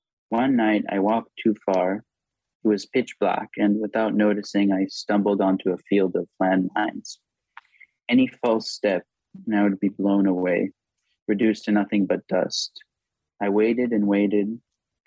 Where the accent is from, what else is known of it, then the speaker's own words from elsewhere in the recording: Tel Aviv, Tel Aviv District, Israel; first language Hebrew; English is a second language; I grew up in Tel Aviv